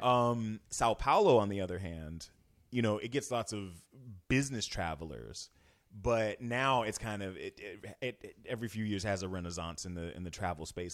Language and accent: English; Florida, United States; moved away as an adult; now in Northern California, United States; I'm from a touristy place. I'm from Florida